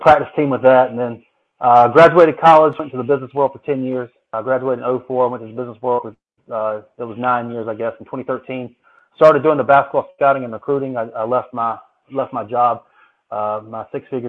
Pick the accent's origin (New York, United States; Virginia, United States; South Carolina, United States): South Carolina, United States; Myrtle Beach; I grew up in Myrtle Beach, South Carolina.